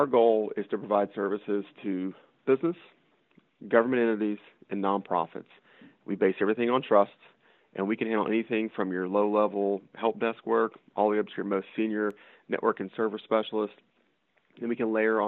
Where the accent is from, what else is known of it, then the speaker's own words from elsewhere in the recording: Texas, United States; also born or lived in Washington, D.C.; now in Morgantown, United States; I'm from Texas. I grew up in a town of 200 people